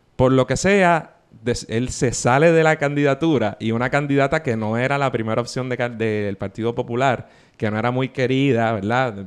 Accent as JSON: {"language": "Spanish", "town": "San Juan", "country": "Puerto Rico"}